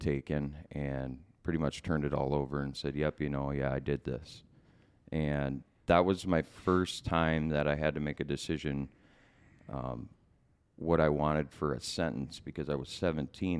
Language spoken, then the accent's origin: English; Bloomington, Minnesota, United States; also born or lived in Center City, Minnesota; I was born in Center City, that's in Chisago County. Um, and we pretty much lived, uh, mostly in Bloomington, um, growing up